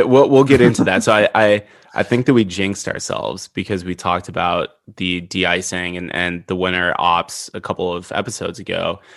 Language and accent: English; Midwest, United States; I grew up in the Midwest.